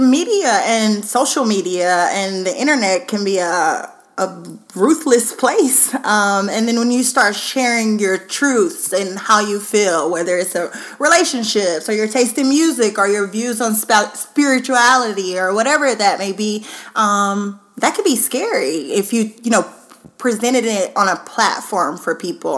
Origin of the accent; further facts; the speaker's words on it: Baton Rouge, Louisiana, United States; also born or lived in Austin, Texas / Dallas, Texas; now in Seattle, United States; I am originally from Baton Rouge, Louisiana